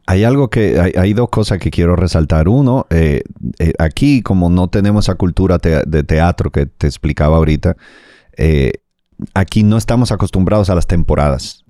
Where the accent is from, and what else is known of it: Dominican Republic